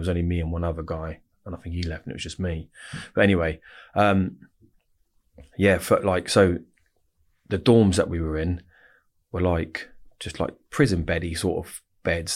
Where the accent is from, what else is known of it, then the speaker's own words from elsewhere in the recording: Reading, South East England, United Kingdom; also born or lived in Winnersh / Woosehill, Wokingham; I was born and bred in Royal Berks in Reading, so I'm like Reading, born and bred